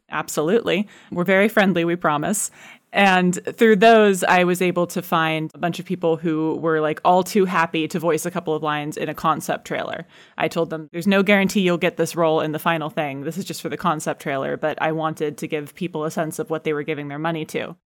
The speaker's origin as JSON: {"language": "English", "country": "United States", "moved": "yes", "lives_now": "United Kingdom", "said": "I am American, but I live in the U K"}